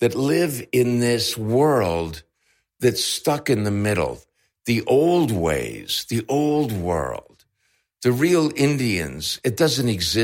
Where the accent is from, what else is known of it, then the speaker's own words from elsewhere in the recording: Canada; I'm Canadian